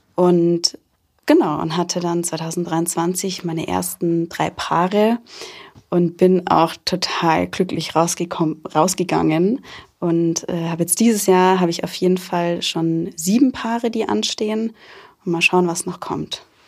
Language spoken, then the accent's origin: German; Rosenheim, Bavaria, Germany; gebürtig aus Rosenheim und auch noch immer sehr verwurzelt mit Rosenheim